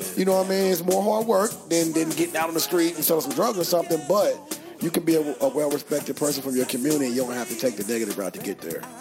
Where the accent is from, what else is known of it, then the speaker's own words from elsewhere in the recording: San Francisco, California, United States; now in Louisville, United States; I was born in San Francisco, so I was from the Bay Area. Uh, raised in the Bay Area